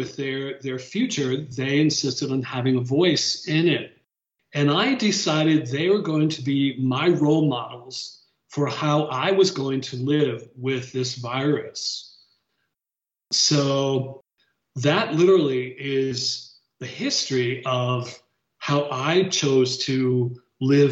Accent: Connecticut, United States; moved away as an adult; also born or lived in Washington, D.C.; now in Atlanta, United States; I moved home to my home state of Connecticut

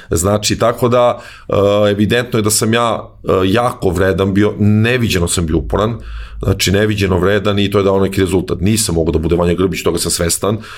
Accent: Zaječar, Zaječar District, Serbia; moved away as an adult; also born or lived in Belgrade / Greece; rođen u Zaječaru, ja sam tamo igrao odbojku u jednom malom gradskom klubu koji se zove Timok.

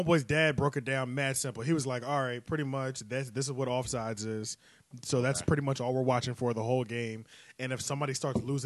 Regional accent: King of Prussia, Pennsylvania, United States; I'm from the King of Prussia area

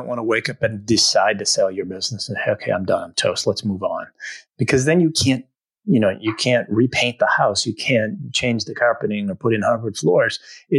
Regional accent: Northeast, United States; And, you know, I'm from the Northeast as you are

